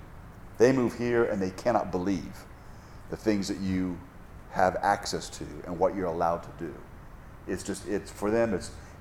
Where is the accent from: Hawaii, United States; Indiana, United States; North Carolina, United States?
Hawaii, United States; I'm from Hawaii